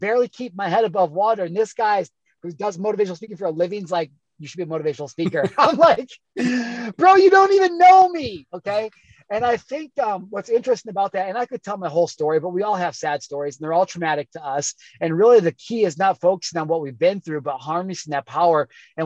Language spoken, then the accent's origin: English; Midwest, United States; growing up in the Midwest